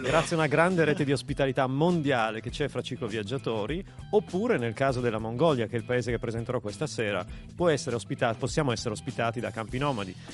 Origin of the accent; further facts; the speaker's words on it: Bra, Piedmont, Italy; sono anch'io di Bra originario